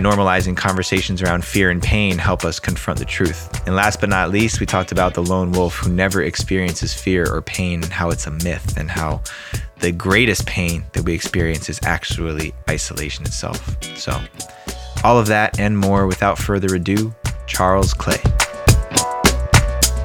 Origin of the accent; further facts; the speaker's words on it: New Jersey, United States; now in California, United States; I'm from New Jersey originally, right outside New York City